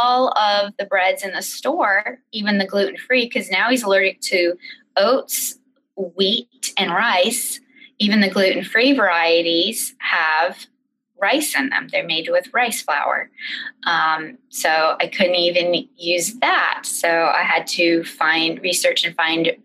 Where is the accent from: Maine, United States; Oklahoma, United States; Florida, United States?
Maine, United States; we're from Maine